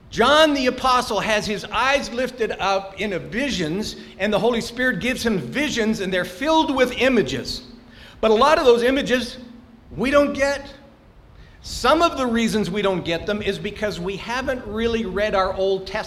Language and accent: English; Angola; born there; I was born in Angola.